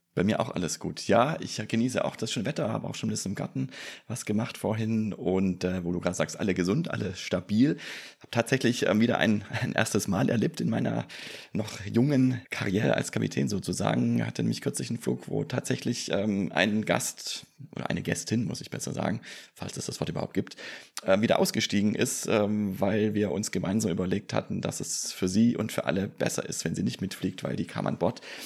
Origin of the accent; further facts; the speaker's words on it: Stuttgart area, Baden-Württemberg, Germany; now in Bergstraße, Germany; meine alte Heimat, den Stuttgarter Raum